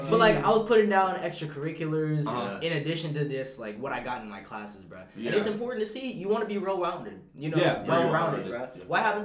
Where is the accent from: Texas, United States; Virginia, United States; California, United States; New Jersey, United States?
Virginia, United States; I'm from Virginia, bro.